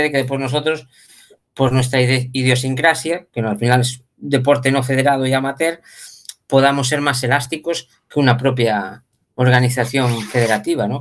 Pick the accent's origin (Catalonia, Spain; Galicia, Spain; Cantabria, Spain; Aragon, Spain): Galicia, Spain; La Peroxa; nosotros somos de La Perosa